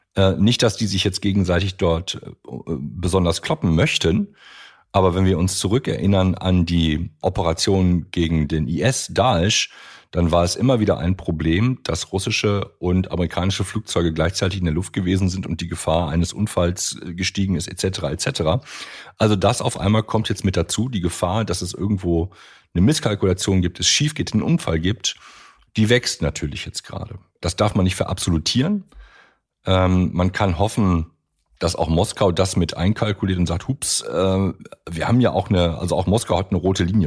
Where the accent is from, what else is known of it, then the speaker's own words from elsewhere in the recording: Germany; wir als Deutsche